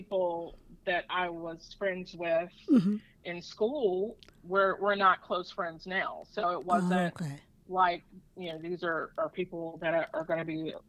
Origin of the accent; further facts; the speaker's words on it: Edgemore, South Carolina, United States; So my family has 36 acres of land. And I grew up with probably the largest playground ever.